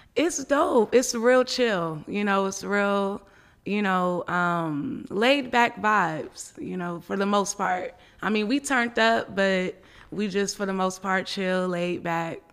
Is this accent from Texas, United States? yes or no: no; Richmond, California, United States; also born or lived in Oakland, California; I was born in Oakland, California, but I was raised in Richmond, California